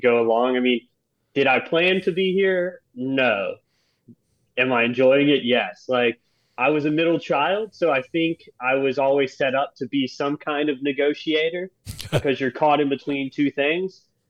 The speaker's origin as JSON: {"language": "English", "region": "Louisiana", "country": "United States", "moved": "yes", "lives_now": "St. Petersburg, United States", "said": "I'm from Louisiana"}